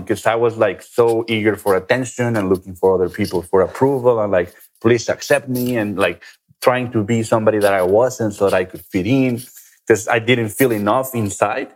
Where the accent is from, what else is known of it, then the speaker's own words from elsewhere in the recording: Guadalajara, Jalisco, Mexico; I'm from Mexico, right? A very traditional country, especially in Guadalajara, where I'm from